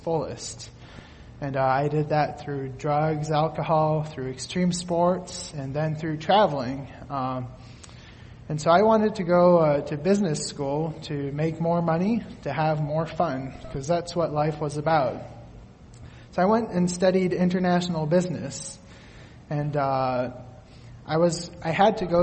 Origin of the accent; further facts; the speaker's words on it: Quebec, Canada; now in Allen Park, United States; I grew up in Quebec, Canada